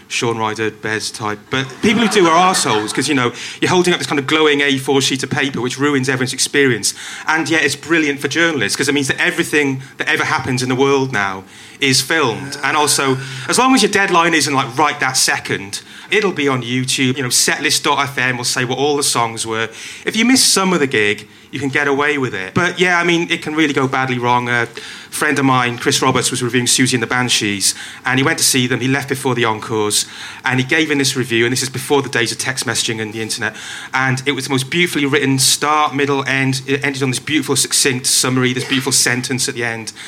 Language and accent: English; Welsh, Wales, United Kingdom; I'm Welsh